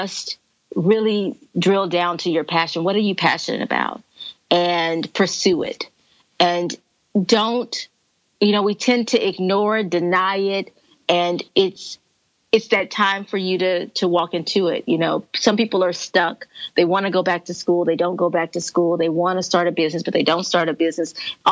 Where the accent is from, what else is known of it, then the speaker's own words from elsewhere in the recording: Corpus Christi, Texas, United States; we walked here in Corpus Christi this year. So we walked here in my hometown this year